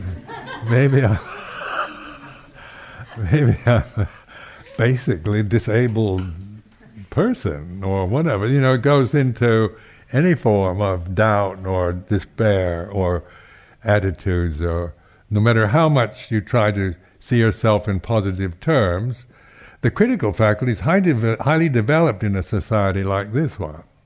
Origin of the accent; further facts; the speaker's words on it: Seattle, Washington, United States; now in United Kingdom; I was from the West Coast, the United States, from Seattle